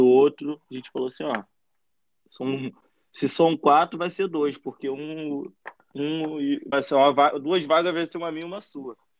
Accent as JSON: {"language": "Portuguese", "town": "Araruama", "region": "Rio de Janeiro", "country": "Brazil", "tie": "born or raised there", "also_born_or_lived": "Nilópolis, Rio de Janeiro", "said": "Eu nasci em Nilópolis, Rio de Janeiro, mas ah, moro e passei boa parte da minha vida em Araruama"}